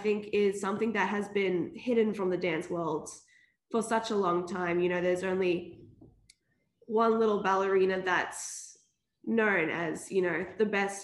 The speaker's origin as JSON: {"language": "English", "town": "Brisbane", "region": "Queensland", "country": "Australia", "said": "I'm from Brizzy."}